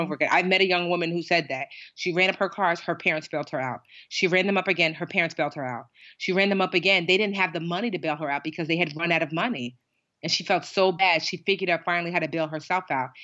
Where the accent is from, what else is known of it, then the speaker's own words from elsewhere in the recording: Westfield, United States; I grew up in Westfield largely